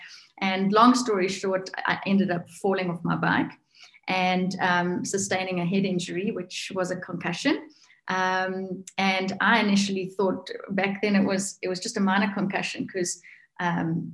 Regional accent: South Africa; also born or lived in north of South Africa; now in Alberton, South Africa; I'm from South Africa

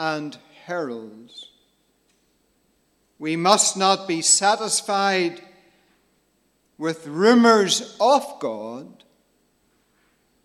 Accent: Cookstown, Northern Ireland, United Kingdom; also born or lived in Magherafelt, County Londonderry / Dungannon / Ballymaguigan, County Londonderry; I grew up in my childhood days, living just outside the town of Cookstown in County Tyrone.

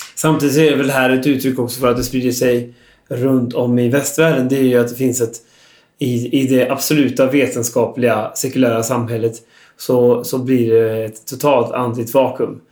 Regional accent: Västergötland, Västra Götaland, Sweden; jag är själv från Västergötland

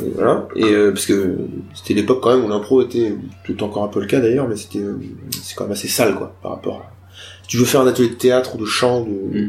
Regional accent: Nantes, Pays de la Loire, France; moved away; Moi, je suis arrivé en 2015 à Nantes. Enfin, retourné, parce que je viens de Nantes

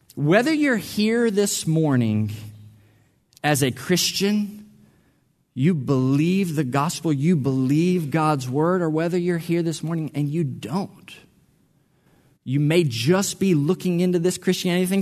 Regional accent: Mississippi, United States; I'm from Mississippi

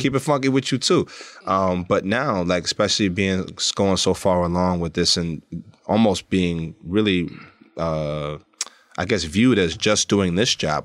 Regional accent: New York City, New York, United States; I grew up in Brooklyn

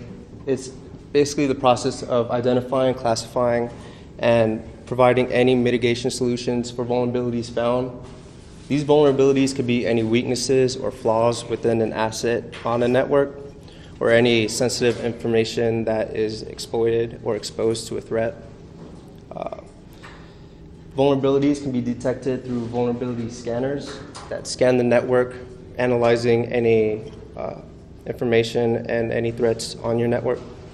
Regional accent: Tucson, Arizona, United States; I came from Tucson, Arizona.

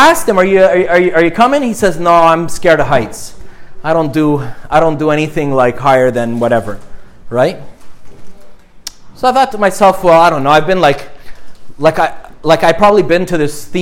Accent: Montreal, Quebec, Canada; I grew up in Montreal

